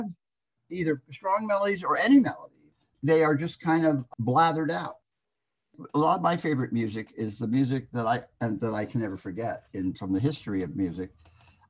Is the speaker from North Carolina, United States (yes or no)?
no; Los Angeles, California, United States; Three generations deep in Los Angeles natives